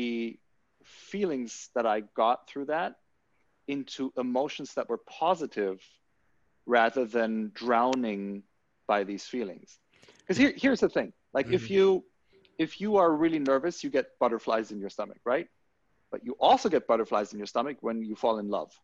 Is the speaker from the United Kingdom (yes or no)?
no; Germany; growing up in Germany